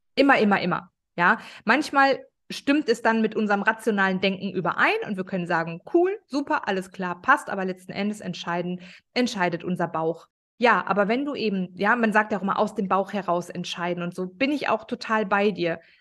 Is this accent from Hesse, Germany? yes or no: no; Ruhr area, North Rhine-Westphalia, Germany; ich komme aus dem Ruhrpott. Ich bin eine absolute Ruhrpott-Göre